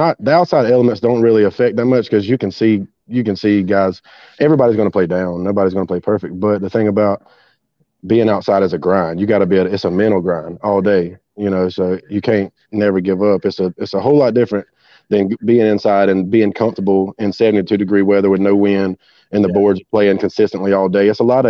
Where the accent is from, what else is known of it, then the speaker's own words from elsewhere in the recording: Greenwood, South Carolina, United States; I'm in the upstate, but I moved back to my hometown about 3 months ago, Greenwood, South Carolina.